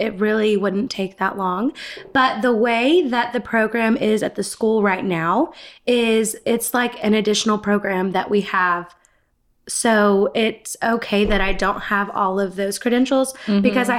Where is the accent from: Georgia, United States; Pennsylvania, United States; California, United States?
Georgia, United States; Gainesville; moved away; Gainesville, Georgia.